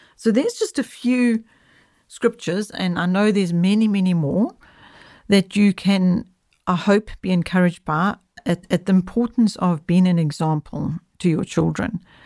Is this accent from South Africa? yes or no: yes; South Africa; I'm speaking from South Africa